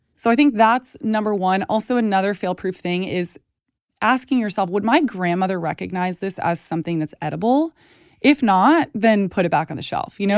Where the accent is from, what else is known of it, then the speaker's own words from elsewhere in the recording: Texas, United States; moved away; I grew up in Texas around a ton of ranchers and farmers